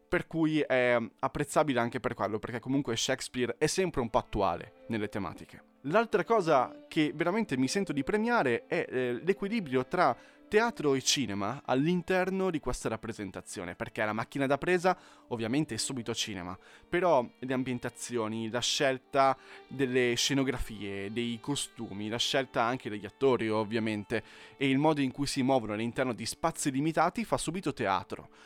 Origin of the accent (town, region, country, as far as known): Italy